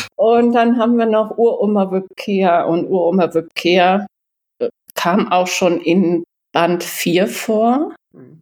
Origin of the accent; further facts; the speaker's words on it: Canhusen, Lower Saxony, Germany; moved away as an adult; also born or lived in Giessen; now in East Frisia, Germany; in meinem Heimatort, das spielt in Kannhusen, wo ich aufgewachsen bin